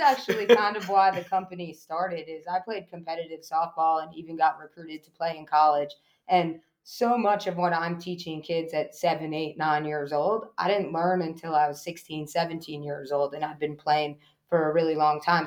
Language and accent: English; Eastern Long Island, New York, United States; now in Johnston County, North Carolina, United States; I grew up in Eastern Long Island